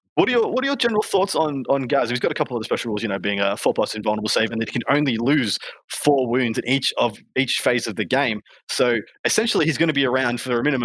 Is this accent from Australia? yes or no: yes; Australia; I'm from Australia